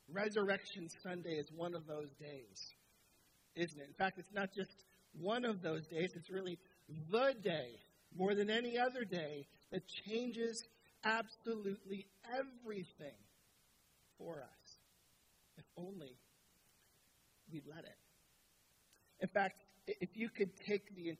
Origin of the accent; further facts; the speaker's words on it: Southern Ontario, Canada; moved away as an adult; now in Ottawa, Canada; We're from Southern Ontario. That's where our family lives.